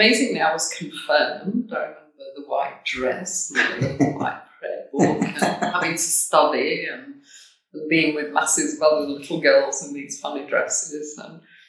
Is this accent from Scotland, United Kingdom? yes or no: no; Oxford, South East England, United Kingdom; moved away as an adult; also born or lived in south of France / London; now in South Africa; I was born in Oxford in the UK. Okay. And I grew up in the UK.